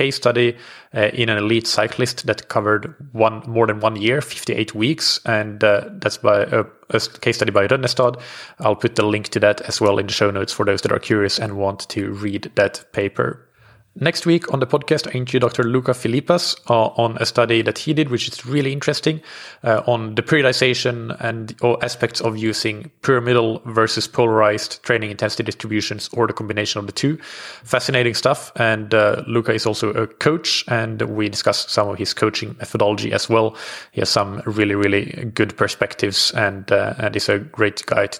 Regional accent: Finland; growing up in Finland

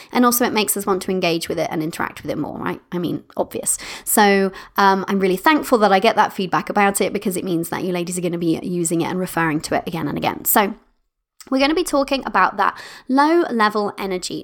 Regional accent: United Kingdom; I'm British

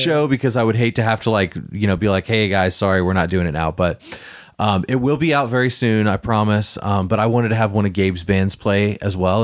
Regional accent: Vandalia, Illinois, United States; moved away as an adult; also born or lived in Collinsville, Illinois; now in St. Louis, United States; I grew up in Illinois, but then I lived in Collinsville for ten years.

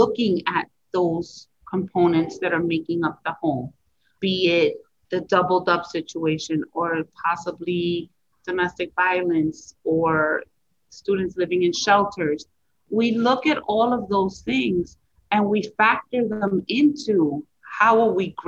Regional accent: Puerto Rico; moved away; I'm from Puerto Rico

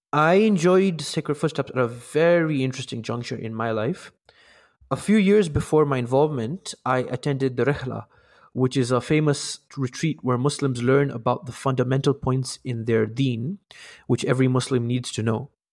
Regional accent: Kenya; I'm from Kenya

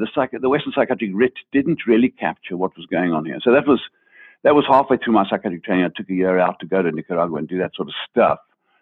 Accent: Zimbabwe; moved away; I grew up in Africa, but of course I grew up as a white man in what was still colonial Rhodesia

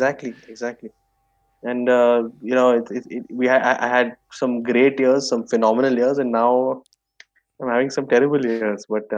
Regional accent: Bangalore, Karnataka, India; Bangalore. And so this is one of these old Bangalore bungalows where you actually have space

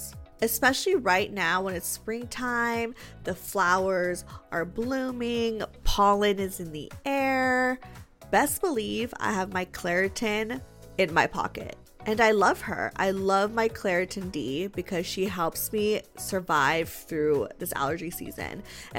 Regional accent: Germany; English is a second language; First of all, I'm sorry if my English sucks. I'm from Germany, so it isn't my native language.

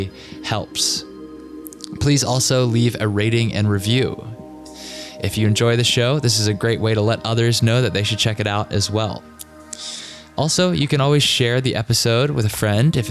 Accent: Richmond, Virginia, United States; moved away; my hometown of Richmond, Virginia

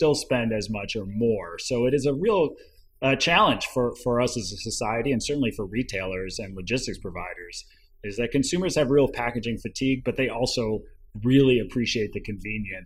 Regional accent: Ann Arbor, Michigan, United States; moved away as an adult; also born or lived in Washington, D.C.; I grew up in Ann Arbor, Michigan

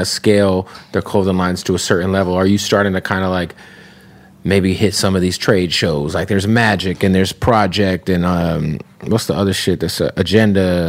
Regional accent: Phoenix, Arizona, United States; moved away; also born or lived in Tampa; I'm from Phoenix

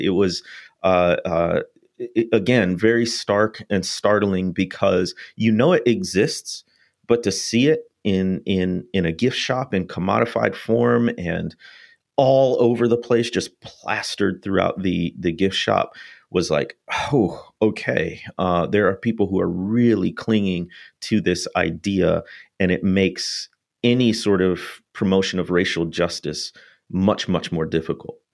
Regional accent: North Shore of Illinois, United States; moved away as an adult; now in Mississippi, United States; going from the North Shore of Illinois down to what one author calls the most southern place on earth

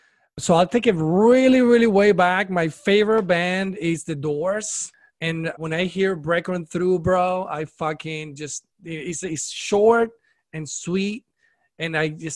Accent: Venezuela; moved away; I'm from Venezuela

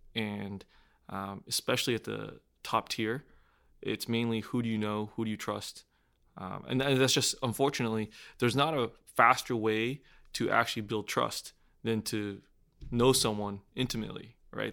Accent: Houston, Texas, United States; I grew up in Houston, Texas, and born and raised.

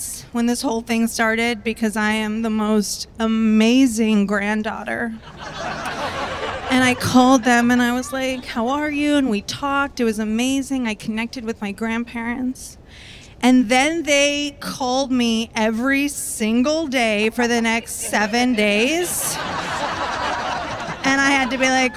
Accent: Tampa, Florida, United States; now in Brooklyn, United States; I am originally from Tampa, Florida

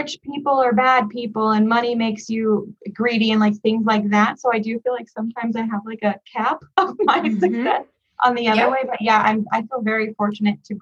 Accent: San Jose, California, United States; also born or lived in Los Angeles; I'm from the Bay Area, San Jose, California

